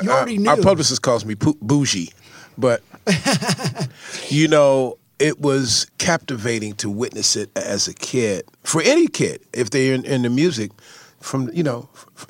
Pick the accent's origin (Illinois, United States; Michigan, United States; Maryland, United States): Illinois, United States; Chicago; You growing up in Chicago, south side of Chicago